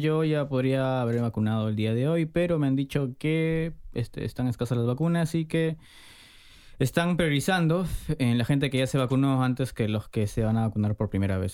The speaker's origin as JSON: {"language": "Spanish", "town": "Trujillo", "region": "La Libertad", "country": "Peru", "said": "Yo evidentemente soy de Trujillo"}